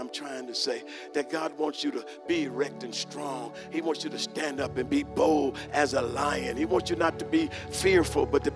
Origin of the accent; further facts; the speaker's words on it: United States; I'm American too